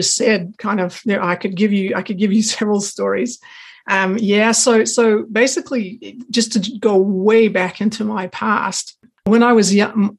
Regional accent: Pacific Northwest, United States; I actually grew up in the Pacific Northwest, Oregon, Washington, and I went to university there.

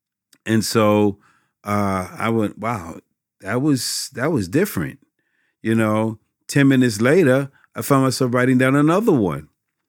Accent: Westbury, New York, United States; now in Westbury, United States; I'm from Westbury, Long Island. And I told you, y'all would notice the accent.

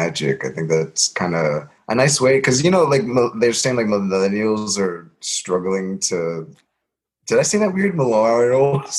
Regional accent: New Jersey, United States; born and raised in New Jersey

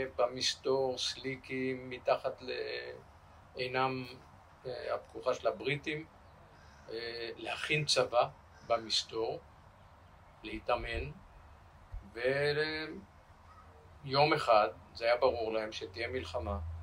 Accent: Rishon LeZion, Central District, Israel; ואני נולדתי בראשון לציון ב-1951

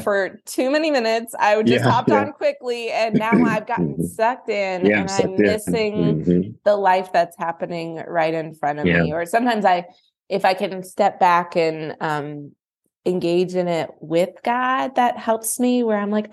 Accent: the South, Southern United States, United States; I'm Southern

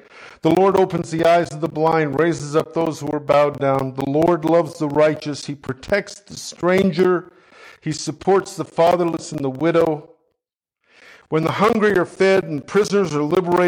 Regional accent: Canada; I'm a Canadian

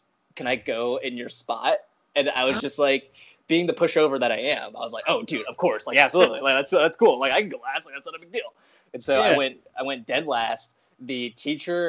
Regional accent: Nebraska, United States; I grew up in Nebraska, and there was not a lot of, there's really no comedy scene there

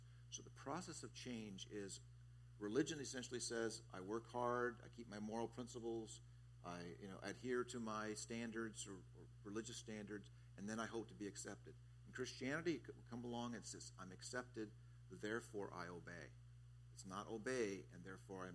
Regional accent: Southern California, United States; now in Kailua, United States; As a kid growing up in Southern California

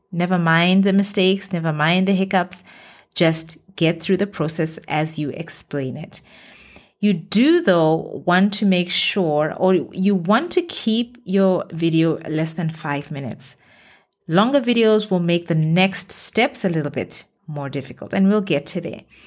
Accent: Botswana; moved away as an adult; now in Middle East; my home country, Botswana

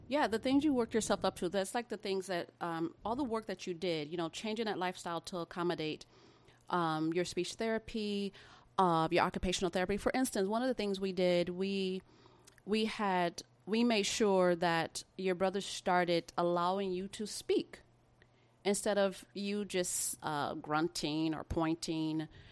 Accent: Midwest of America, United States; I was actually born in the Midwest of America. um, and lived there for the majority of my life

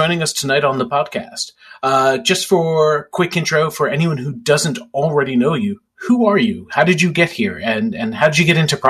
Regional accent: New York City, New York, United States; Staten Island Chuck is from my hometown

